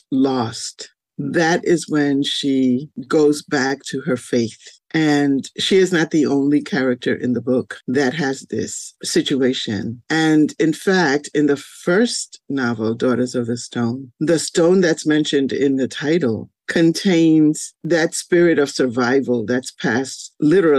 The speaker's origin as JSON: {"language": "English", "town": "New York City", "region": "New York", "country": "United States", "tie": "born or raised there", "also_born_or_lived": "Carolina, Puerto Rico / Spanish Harlem / Buffalo", "said": "the Bronx, because of course I grew up here."}